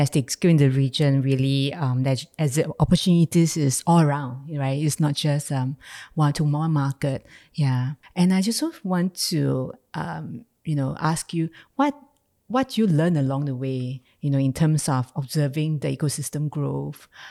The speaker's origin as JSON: {"language": "English", "country": "Singapore", "said": "being a Singaporean"}